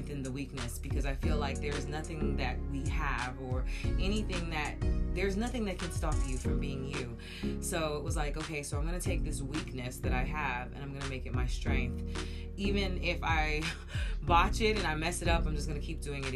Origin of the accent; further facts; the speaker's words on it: United States; I am American